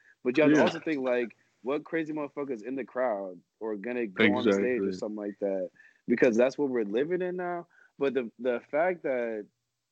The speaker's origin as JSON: {"language": "English", "country": "United States"}